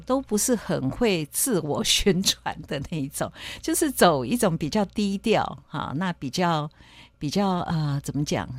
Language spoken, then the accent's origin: Chinese; Kaohsiung, Taiwan; also born or lived in Tainan / Jiali, Tainan; 我是在台南出生，那后来因为妈妈跟爸爸工作跟教书的那个地方，哈，有，有变动，所以我们搬到高雄